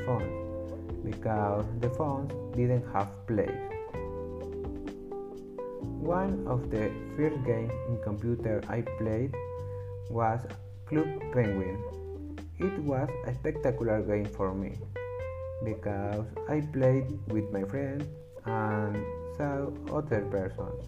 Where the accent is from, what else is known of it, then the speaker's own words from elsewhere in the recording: Bolivia; English is a second language; I am from Bolivia